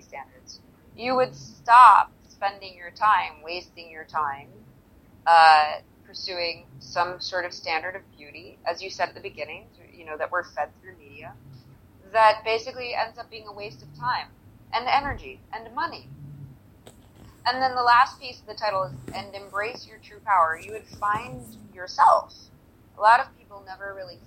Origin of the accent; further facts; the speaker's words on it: United States; as an American